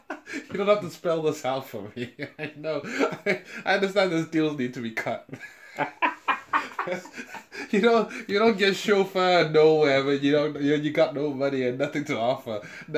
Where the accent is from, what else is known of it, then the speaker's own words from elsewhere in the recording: United Kingdom; like, as a British person, my British culture in me was just like, that's a bit rude.